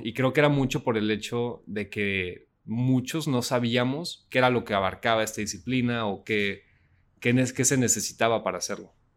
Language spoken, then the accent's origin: Spanish; Saltillo, Coahuila, Mexico; yo soy de Saltillo, Coahuila